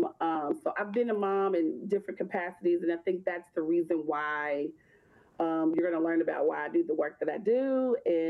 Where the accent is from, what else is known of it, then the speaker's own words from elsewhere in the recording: Louisville, Kentucky, United States; also born or lived in Bowling Green, Kentucky; I am from Louisville, Kentucky.